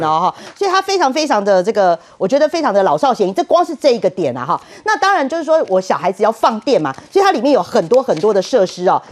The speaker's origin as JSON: {"language": "Chinese", "region": "Taipei", "country": "Taiwan", "said": "我们台北人啊，我们台北人就是大部分的时间就是在台北玩。"}